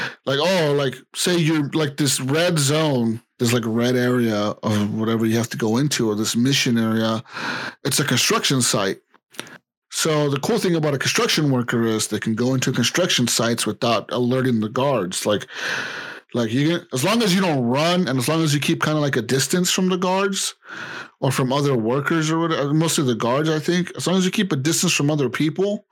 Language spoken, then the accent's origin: English; United States; we're American.